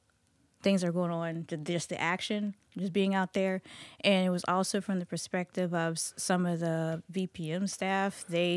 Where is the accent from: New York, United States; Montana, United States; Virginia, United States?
Virginia, United States; Goochland; So I grew up in Goochland.